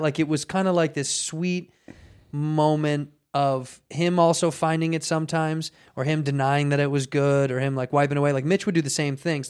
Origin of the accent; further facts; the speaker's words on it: Chicago, Illinois, United States; now in Southern California, United States; Chicago, my hometown